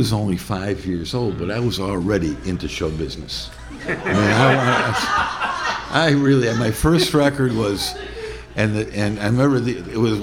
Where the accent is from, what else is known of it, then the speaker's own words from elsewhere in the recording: Chicago, Illinois, United States; I grew up in the south side of Chicago, originally in a neighborhood called Chatham. Then we moved to South Shore.